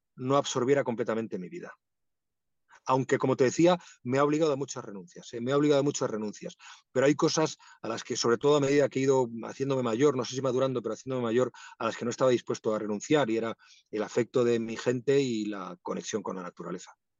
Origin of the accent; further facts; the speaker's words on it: Madrid, Community of Madrid, Spain; also born or lived in Asturias; Mi familia es asturiana, yo nací en Madrid, pero eh, viví parte de mi infancia en Asturias y sigo teniendo ese vínculo